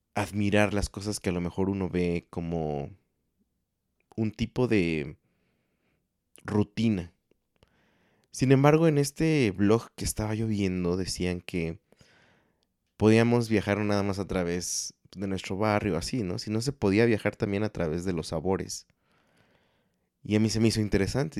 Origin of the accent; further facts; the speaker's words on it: Mexico; como mexicano promedio